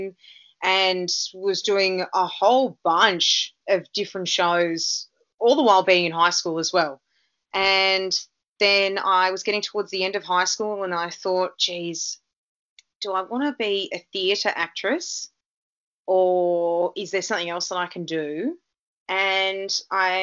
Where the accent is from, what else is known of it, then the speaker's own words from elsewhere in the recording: Melbourne, Victoria, Australia; also born or lived in Canada; I grew up in Noble Park North